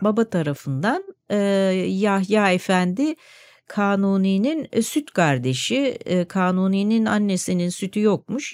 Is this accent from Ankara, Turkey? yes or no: no; Istanbul, Turkey; also born or lived in Caddebostan, Istanbul; Ben Nişantaşı'nda doğdum e, o zaman e, 1955 yılında